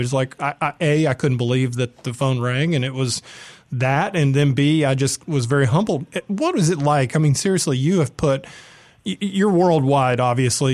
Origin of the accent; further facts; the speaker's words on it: Atlanta, Georgia, United States; also born or lived in San Diego; now in Oxford, United States; I'm from Atlanta